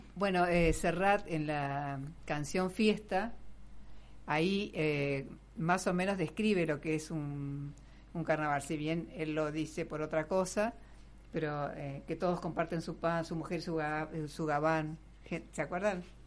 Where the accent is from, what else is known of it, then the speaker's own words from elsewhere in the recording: Concordia, Entre Ríos, Argentina; moved away; mi infancia en Concordia, hace muchísimos años atrás, cuando no existía la represa Salto Grande